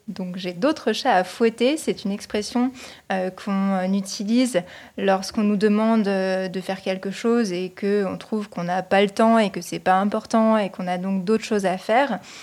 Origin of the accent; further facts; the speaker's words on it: Normandy, France; now in Strasbourg, France; je viens de Normandie, dans le nord-ouest de la France, et je vis actuellement à Strasbourg